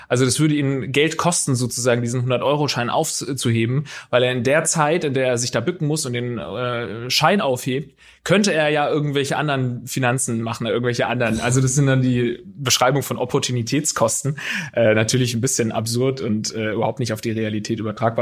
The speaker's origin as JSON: {"language": "German", "area": "Baden/Swabia border area", "region": "Baden-Württemberg", "country": "Germany", "tie": "born or raised there", "moved": "yes", "said": "bei uns einfach so in der, in der Heimat war das so eine gefühlte Grenze einfach, weil da eben in der Schule genauso viele Schwäbisch sprechende wie Badesprechende"}